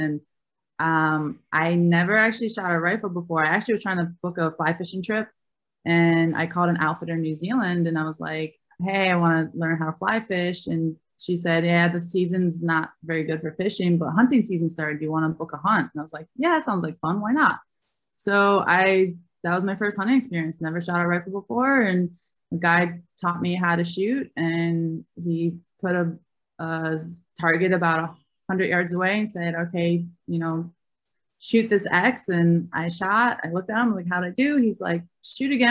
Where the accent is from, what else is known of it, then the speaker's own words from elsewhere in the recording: Albany, New York, United States; I grew up in Albany, New York